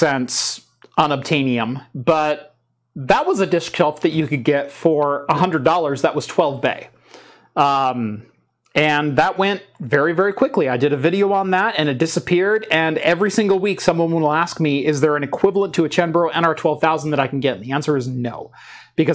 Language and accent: English; Melbourne, Victoria, Australia; I'm from Melbourne. It sounds like Melbourne.